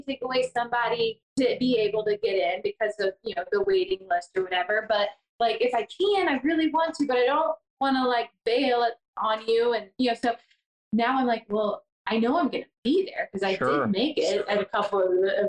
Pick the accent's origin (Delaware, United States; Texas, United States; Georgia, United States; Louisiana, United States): Georgia, United States; I am born and raised in Georgia.